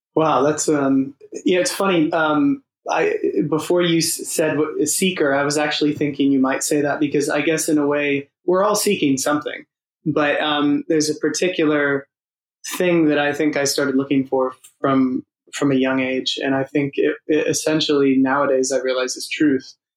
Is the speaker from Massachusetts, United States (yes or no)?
no; Los Angeles, California, United States; moved away as an adult; also born or lived in San Diego; now in London, United Kingdom; I'm from Los Angeles, but I went to college in San Diego